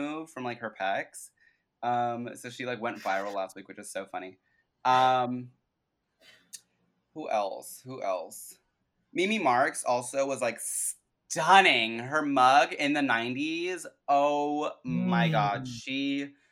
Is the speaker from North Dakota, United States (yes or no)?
no; New York, United States; growing up in New York